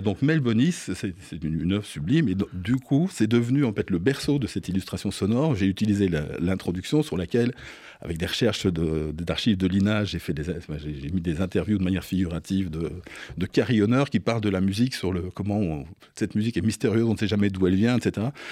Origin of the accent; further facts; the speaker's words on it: Belgium; moved away as an adult; now in Paris, France; j'ai fait tout, voilà, tous mes écolages là-bas, des sonos mobiles, des, soirées d'étudiantes, et puis de voilà, les, clubs se sont, arrivés après, de plus en plus grands. Et, euh, je, voilà, je suis resté jusqu'à l'âge de 26 ans en, Belgique